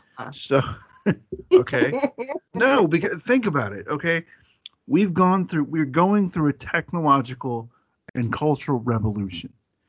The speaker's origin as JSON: {"language": "English", "town": "Atlanta", "region": "Georgia", "country": "United States", "accent": "Southern", "said": "If I can take my Southern out for a walk, because I'm from Atlanta."}